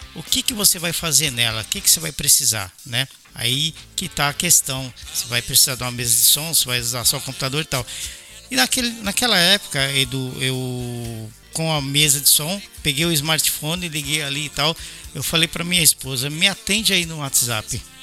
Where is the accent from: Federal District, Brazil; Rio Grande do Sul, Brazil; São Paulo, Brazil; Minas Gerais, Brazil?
São Paulo, Brazil; also born or lived in Belo Horizonte; now in Japan; eu sou paulista, nascido em São Paulo, mas eu morei quase 10 anos em BH antes de voltar para o Japão